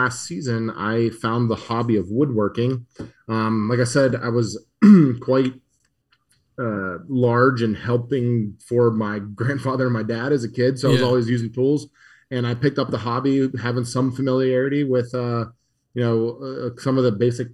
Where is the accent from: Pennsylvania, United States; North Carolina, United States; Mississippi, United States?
Pennsylvania, United States; Murrysville; I grew up in Murrysville, which is about 20 minutes outside the city